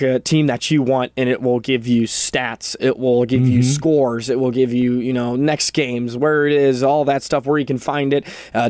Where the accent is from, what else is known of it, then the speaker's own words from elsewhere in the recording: Texas, United States; I'm from Texas, like deep south, and I skated since I was 2.5.